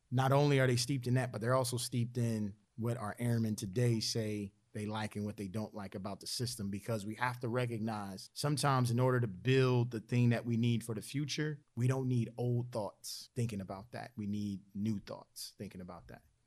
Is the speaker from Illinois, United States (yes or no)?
no; Philadelphia, Pennsylvania, United States; growing up in Philadelphia